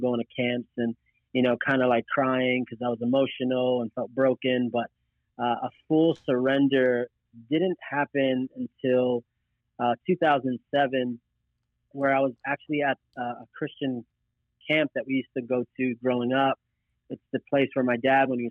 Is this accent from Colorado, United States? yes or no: no; Philadelphia, Pennsylvania, United States; I'm from Philadelphia, born and raised